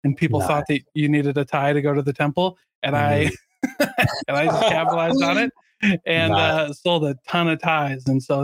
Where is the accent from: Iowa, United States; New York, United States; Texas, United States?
Iowa, United States; I grew up in Iowa and we lived right next to Nauvoo, Illinois